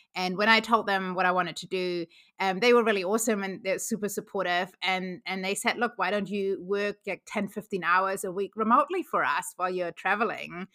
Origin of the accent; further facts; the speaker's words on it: Germany; moved away as an adult; now in New Zealand; I grew up in Germany, but moved to New Zealand almost seventeen years ago now